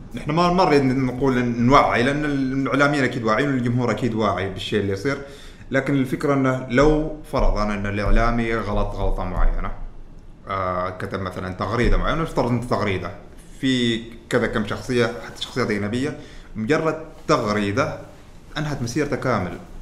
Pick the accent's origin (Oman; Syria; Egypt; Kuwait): Oman; نحن ترى عمانيين بس سافرنا برا